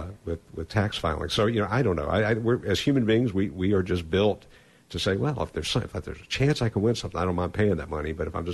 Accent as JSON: {"language": "English", "region": "Georgia", "country": "United States", "tie": "born or raised there", "also_born_or_lived": "Florida", "moved": "yes", "lives_now": "Mississippi, United States", "said": "I know that I was born in Georgia, and I've had members of my family benefit from the education provided in part by the money from the Georgia Lottery. I lived in Florida."}